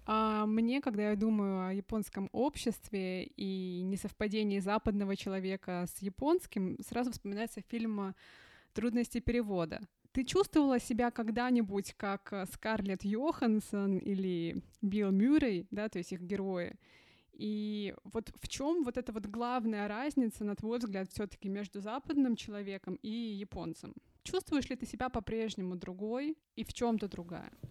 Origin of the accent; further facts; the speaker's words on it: Russia; moved away; я из России